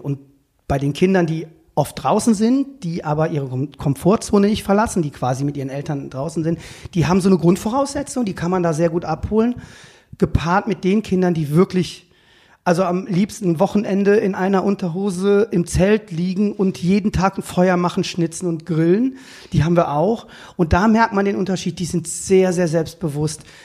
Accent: Cologne, North Rhine-Westphalia, Germany; Ich bin aus Köln-Buchforst, also ich bin in Buchforst groß geworden

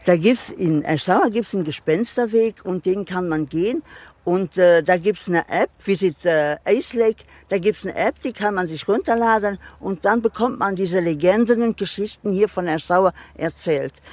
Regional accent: Luxembourg; first language Luxembourgish; German is a second language; wir sind sind dreisprachig

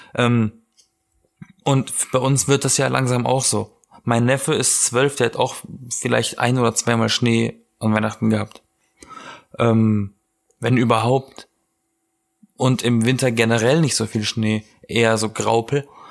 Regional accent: Southern Germany, Germany; now in Berlin, Germany; ich komme aus Süddeutschland

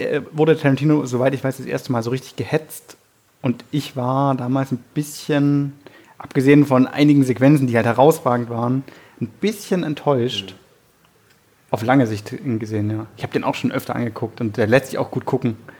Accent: Germany; wir als Deutsche

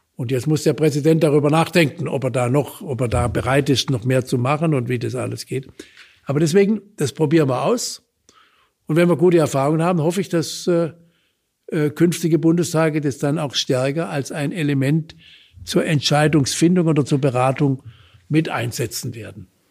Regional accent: Baden-Württemberg, Germany; bei uns in Baden-Württemberg

